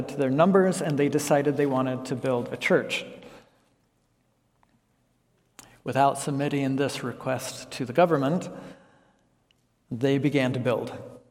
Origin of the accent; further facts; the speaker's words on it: United States; moved away as an adult; also born or lived in Laos; I'm an American